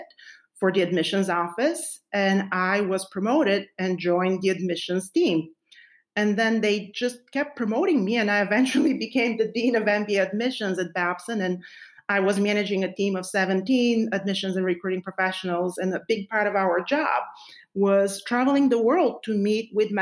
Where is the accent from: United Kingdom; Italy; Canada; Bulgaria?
Bulgaria; moved away as an adult; now in United States; I was born and raised in Bulgaria, and I moved to the United States 20 years